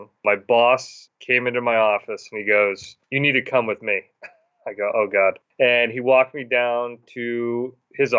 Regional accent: Massachusetts, United States; moved away as an adult; now in Williston, Vermont, United States; I'm originally from Massachusetts

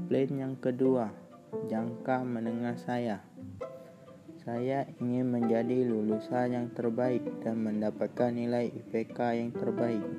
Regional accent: Palembang, South Sumatra, Indonesia; Dan saya berasal dari Sumatera Selatan Tepatnya di kota Palembang

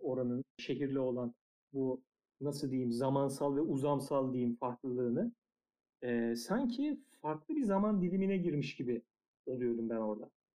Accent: Eskişehir, Turkey; 8 yaşında Eskişehir'de bola başladım

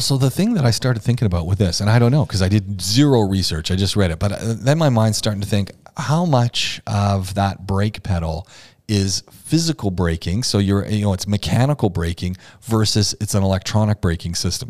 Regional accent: Oshawa, Ontario, Canada; born or raised there

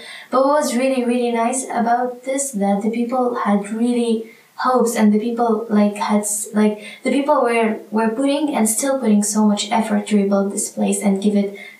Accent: Homs, Homs Governorate, Syria; now in Mostar, Bosnia and Herzegovina; from Syria, from Homs. And I'm studying at UWC Mostar.

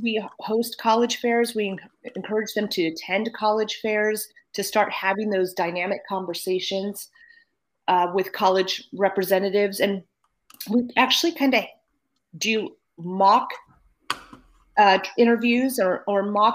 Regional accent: Napa, California, United States; also born or lived in Berkeley, California; I'm from Napa

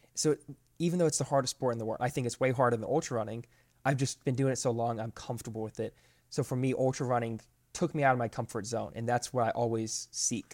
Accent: Florida, United States; moved away as an adult; now in Georgia, United States; I grew up in Florida my whole life, but I moved up here five years ago, up to Georgia

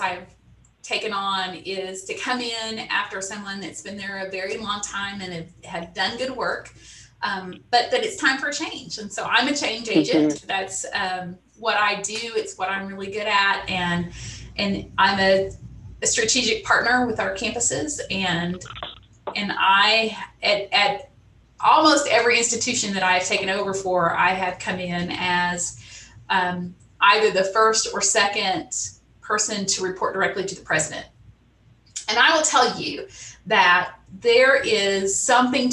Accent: Salina, Oklahoma, United States; also born or lived in Dallas, Texas; now in Tulsa, United States; I grew up in Salina, Oklahoma, tiny little town, northeast of here

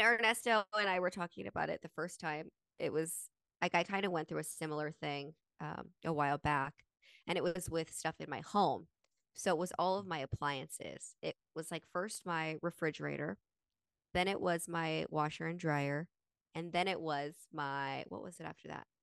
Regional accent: Utah, United States; we grew up in Utah

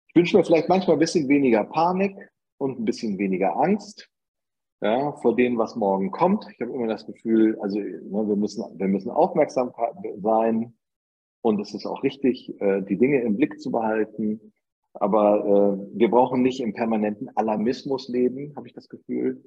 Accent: Bremen, Germany; accent: northern German; moved away as an adult; now in Upper Bavaria, Germany; dass ich äh, wohl nach meinem Dialekt auch oder nach meiner Aufnahme ja. eindeutig aus Norddeutschland komme und nicht ja. aus Bayern

